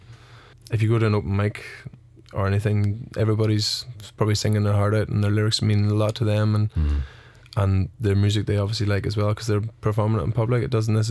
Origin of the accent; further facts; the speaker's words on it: Rattlestown, Northern Ireland, United Kingdom; accent: Nordy; also born or lived in Canada; now in Cork, Ireland; a big Nordy accent, you know, like, I'm from Rattlestown